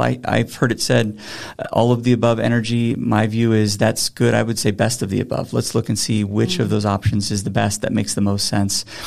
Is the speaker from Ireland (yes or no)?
no; Grand Junction, Colorado, United States; I was born here in Colorado. I grew up on the Western Slope, a proud graduate of Grand Junction High School.